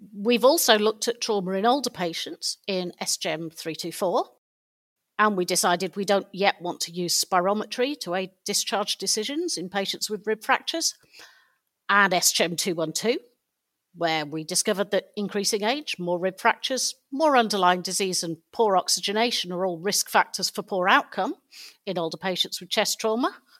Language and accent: English; United Kingdom; being British